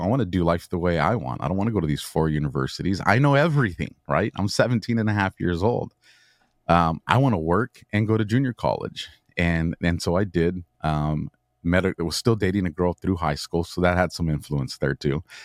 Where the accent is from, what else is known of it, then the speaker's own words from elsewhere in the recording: Southern California, United States; born and raised in Southern California